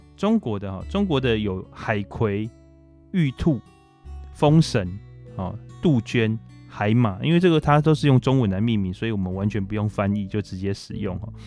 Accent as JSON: {"language": "Chinese", "country": "Taiwan", "said": "我们台湾人"}